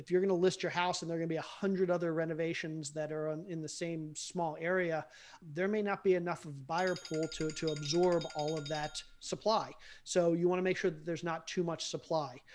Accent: Baltimore, Maryland, United States; I grew up in Baltimore and we had the steel mills

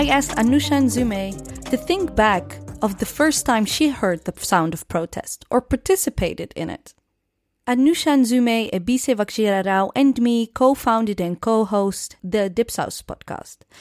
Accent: Netherlands; born and raised in the Netherlands, Muslim and proud African

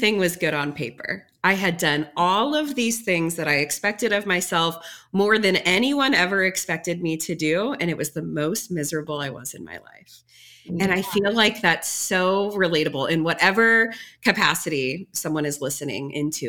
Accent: Metro East St. Louis, Illinois, United States; moved away; I grew up in Metro East St. Louis area in what I thought was a small town

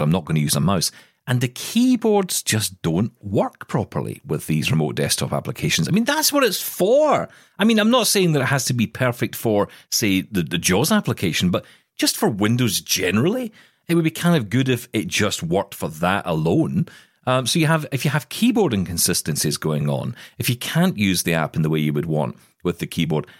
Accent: Glasgow, Scotland, United Kingdom; she was coming to Glasgow in Scotland. She was going to come to my hometown

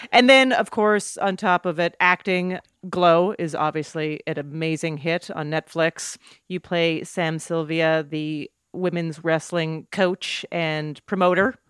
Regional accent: Canada; moved away as an adult; also born or lived in New York

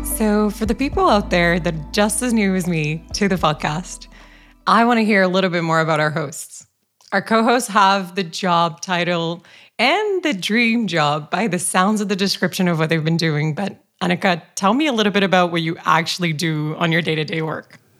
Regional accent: Brazil; now in Copenhagen, Denmark; I was raised in Brazil

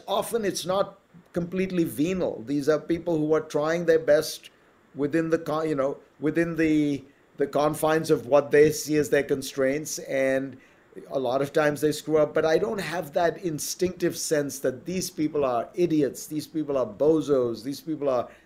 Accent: India; moved away as an adult; there were no kids' movies when I was growing up in India

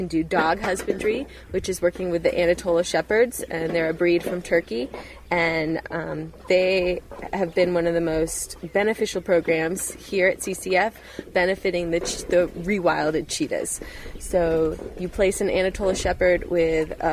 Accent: Tallahassee, Florida, United States; moved away as an adult; now in Namibia; my hometown, Tallahassee, Florida

